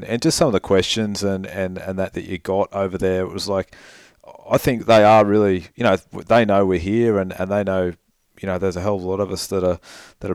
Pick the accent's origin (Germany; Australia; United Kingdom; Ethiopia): Australia; we, as Aussies